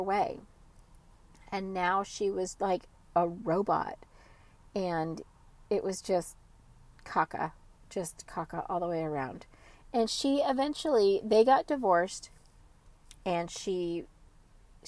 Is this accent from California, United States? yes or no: yes; California, United States; I was from California